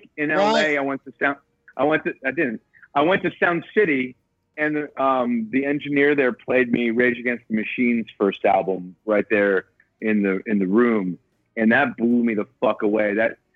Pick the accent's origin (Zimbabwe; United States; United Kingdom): United States; East Coast; now in Los Angeles, United States; this is definitely more home to me than the East Coast ever was now